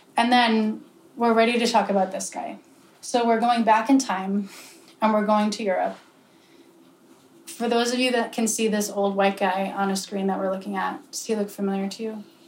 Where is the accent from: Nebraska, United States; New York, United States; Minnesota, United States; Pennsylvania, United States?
Pennsylvania, United States; I'm from Pennsylvania.